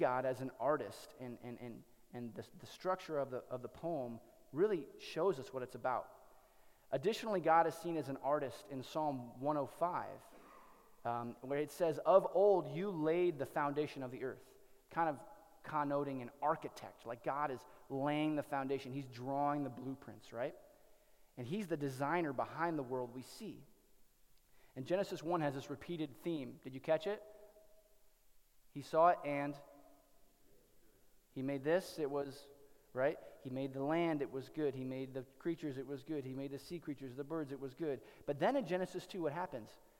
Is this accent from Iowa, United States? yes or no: yes; Cedar Rapids, Iowa, United States; moved away; there's a library in Cedar Rapids, Iowa, in my hometown